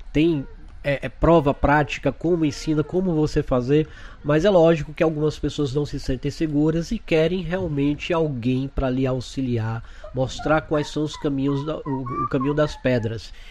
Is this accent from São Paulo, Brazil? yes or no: no; Feira de Santana, Bahia, Brazil; moved away as an adult; also born or lived in Salvador, Brazil; now in Orlando, United States; sou de Feira de Santana, mas morava em Salvador, em Salvador há 15 anos